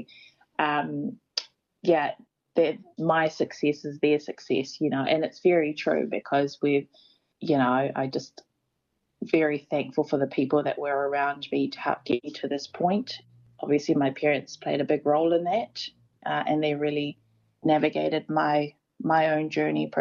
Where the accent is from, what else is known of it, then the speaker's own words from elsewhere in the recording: New Zealand; I'm a New Zealander.